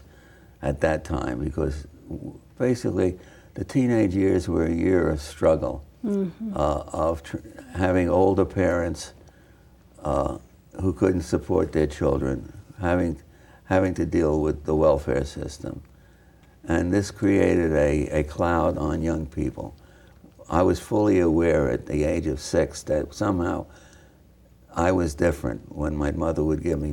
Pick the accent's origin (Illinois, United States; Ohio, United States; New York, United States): New York, United States; New York City; growing up on the Lower East Side